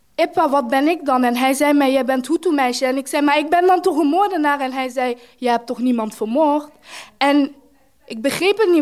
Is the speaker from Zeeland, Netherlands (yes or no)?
yes; Zeeland, Netherlands; also born or lived in Rwanda / Togo; now in Brussels, Belgium; in een nog kleinere provincie in Zeeland, waar ik ben opgegroeid